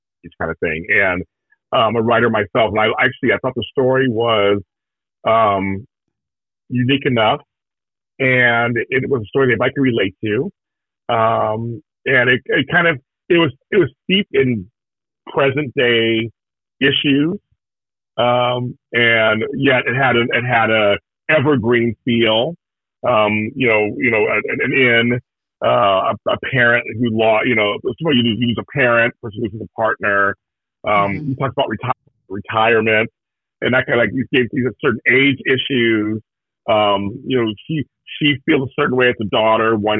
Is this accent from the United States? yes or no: yes; Pittsburgh, Pennsylvania, United States; moved away; I come from Pittsburgh